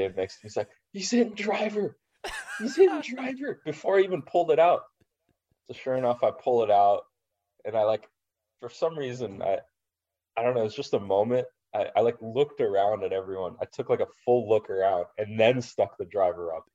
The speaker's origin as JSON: {"language": "English", "town": "Los Angeles", "region": "California", "country": "United States", "tie": "born or raised there", "said": "Riv is my hometown event"}